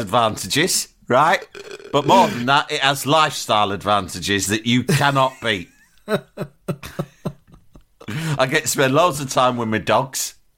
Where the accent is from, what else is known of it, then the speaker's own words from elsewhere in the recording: London, United Kingdom; I was from London